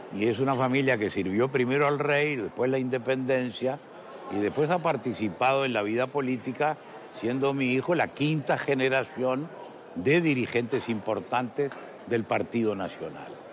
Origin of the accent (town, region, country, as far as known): Uruguay